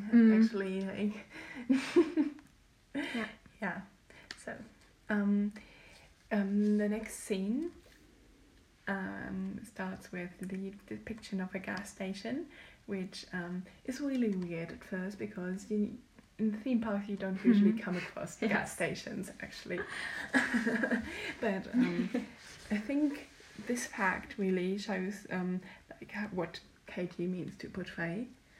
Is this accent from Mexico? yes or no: no; Germany; I've been growing up in Germany